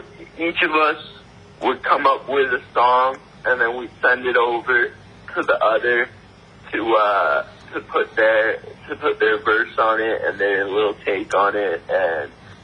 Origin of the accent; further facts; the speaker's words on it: Burlington, Vermont, United States; born there; also born or lived in Montreal / Tennessee; I wasn't born here. I was born in the States. I was born in Burlington, Vermont.